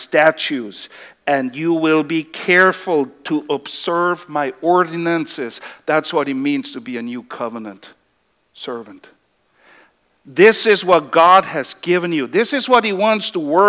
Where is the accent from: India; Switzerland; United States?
Switzerland; moved away; I come from Switzerland